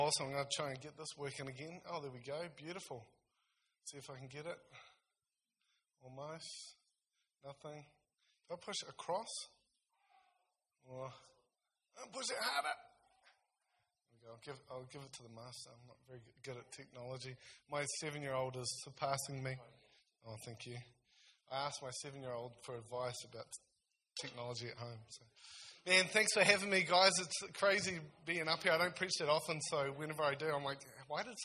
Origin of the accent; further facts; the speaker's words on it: South Taranaki, New Zealand; now in Nelson, New Zealand; I'm from Taranaki originally, so around South Taranaki, so I'm real excited to go home